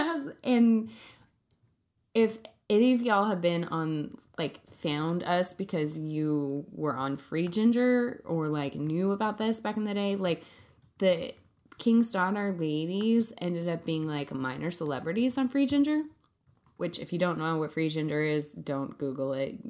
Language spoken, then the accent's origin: English; Central California, United States; I grew up in Central California around guns